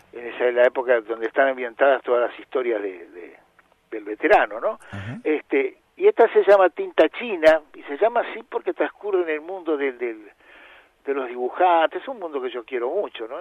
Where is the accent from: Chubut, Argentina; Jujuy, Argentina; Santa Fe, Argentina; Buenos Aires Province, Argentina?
Buenos Aires Province, Argentina; Adolfo Gonzales Chaves; moved away; en el interior de la provincia de Buenos Aires, donde yo vivía